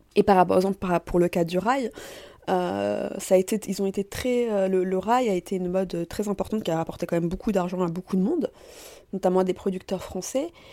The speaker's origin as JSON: {"language": "French", "country": "France", "tie": "born or raised there", "also_born_or_lived": "Tunisia (parents' origin) / Paris (Belleville, childhood familiarity)", "said": "moi, je suis née en France, de parents tunisiens"}